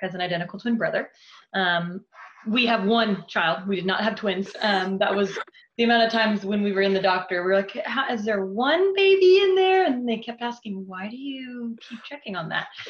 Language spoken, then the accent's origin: English; Dallas, Texas, United States; also born or lived in Chicago / California; my family, we moved down to Dallas um, when I was like six months old